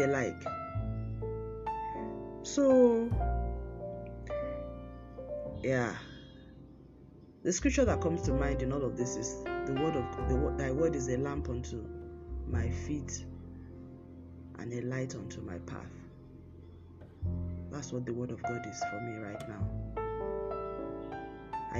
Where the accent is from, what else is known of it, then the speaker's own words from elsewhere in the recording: Nigeria; as a Nigerian